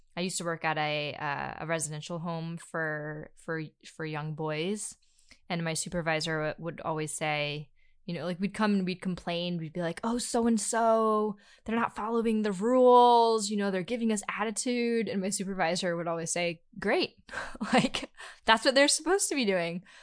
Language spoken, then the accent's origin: English; North Carolina, United States; that's where I was born